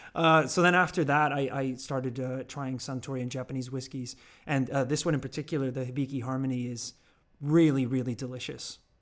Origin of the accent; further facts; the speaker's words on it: Northern Ireland, United Kingdom; also born or lived in Georgia, United States; now in London, United Kingdom; growing up in Northern Ireland, obviously whiskey is a huge thing over there